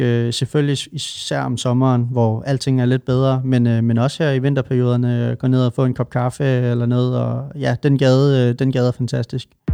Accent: Svendborg, Southern Denmark, Denmark; also born or lived in Nørrebro, Copenhagen; now in Copenhagen, Denmark; I Svendborg, hvor jeg kommer fra

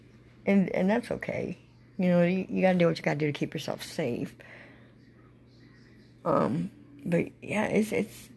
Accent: Panama City, Florida, United States; Panama City

